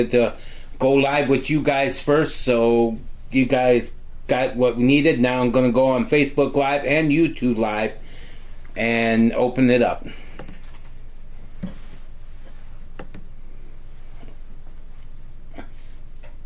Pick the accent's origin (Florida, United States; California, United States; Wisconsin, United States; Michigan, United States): Michigan, United States; this is where we're from Michigan